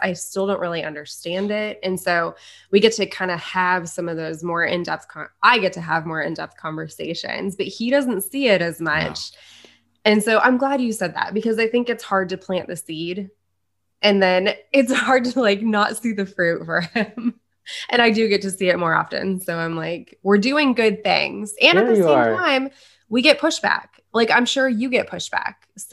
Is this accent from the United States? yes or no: yes; Midwest, United States; I'm from the Midwest, which happens also to have very little diversity. So all the people I know are basically white people that I grew up